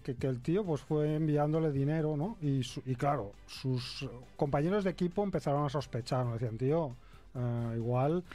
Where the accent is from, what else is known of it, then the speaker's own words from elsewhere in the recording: Catalonia, Spain; yo que soy un catalán agarrado